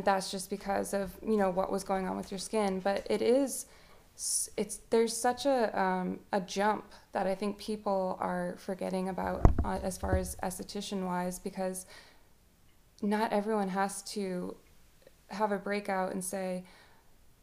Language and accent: English; Massachusetts, United States; now in Lafayette, United States; we grew up in Massachusetts until 2007